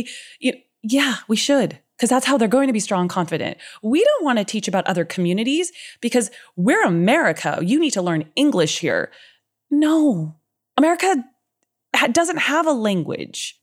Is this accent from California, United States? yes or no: yes; Southern California, United States; I lived in Southern California, born and raised my whole life